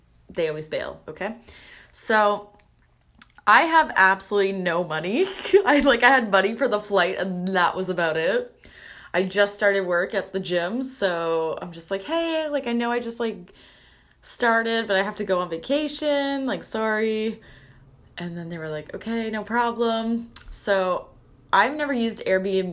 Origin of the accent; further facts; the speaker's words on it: Canada; being a Canadian